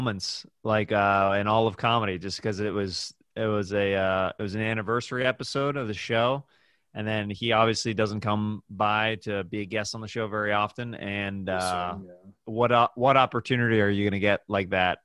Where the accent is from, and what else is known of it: Kansas City, Kansas, United States; born or raised there